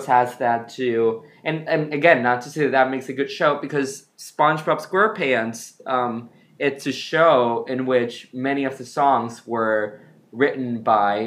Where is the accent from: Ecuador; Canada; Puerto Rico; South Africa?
Ecuador; I grew up in Ecuador.